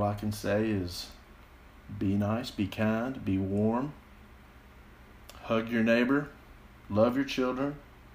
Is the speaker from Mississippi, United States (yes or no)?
yes; Jackson, Mississippi, United States; I was born here in Mississippi in Jackson